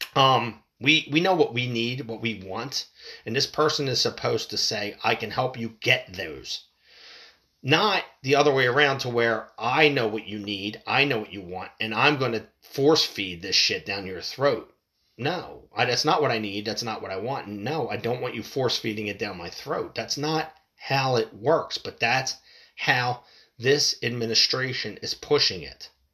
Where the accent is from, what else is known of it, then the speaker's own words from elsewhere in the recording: United States; as an American citizen